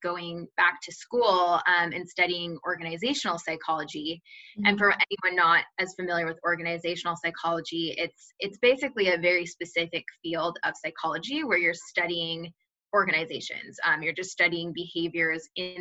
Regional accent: Redmond, Washington, United States; moved away as an adult; also born or lived in Seattle, United States; now in San Francisco, United States; I'm from Seattle originally. I lived in Redmond most of my life.

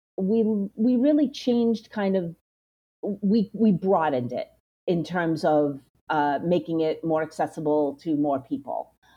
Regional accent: Belmont, Massachusetts, United States; I grew up in Belmont, Massachusetts

